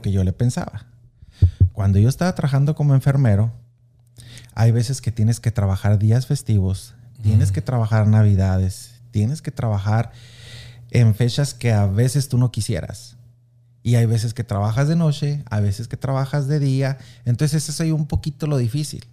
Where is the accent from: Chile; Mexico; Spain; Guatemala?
Mexico; Anáhuac, Chihuahua; now in Kansas City, United States; soy originario orgullosamente de Anahuac, Chihuahua.